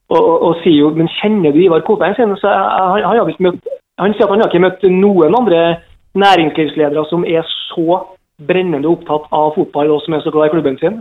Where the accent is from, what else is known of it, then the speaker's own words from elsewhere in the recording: Trondheim, Trøndelag, Norway; now in Molde, Norway; jeg er fra Trondheim